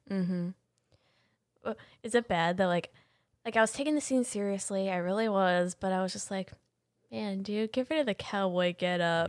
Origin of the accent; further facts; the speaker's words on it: Ohio, United States; I'm literally from Ohio.